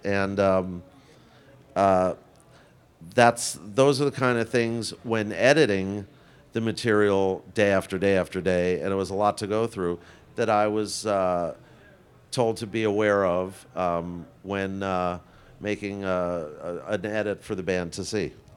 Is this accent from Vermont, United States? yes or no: no; New York City, New York, United States; I grew up in Forest Hills